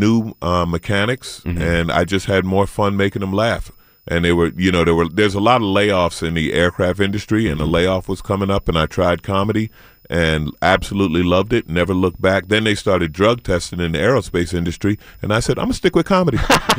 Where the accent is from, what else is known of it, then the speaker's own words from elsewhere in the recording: St. Albans, New York, United States; In Queens. I grew up in St. Albans. I didn't know I grew up in the hood until 50 Cent mentioned it in a song.